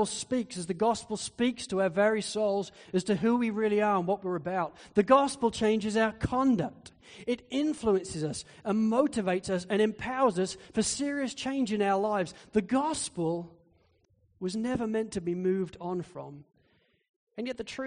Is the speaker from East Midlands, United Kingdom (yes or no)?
yes; Spalding, East Midlands, United Kingdom; moved away; Spalding in Lincolnshire in England, which is where I grew up.